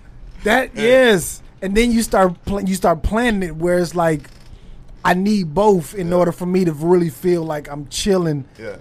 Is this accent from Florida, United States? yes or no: no; California, United States; moved away; I'm from California originally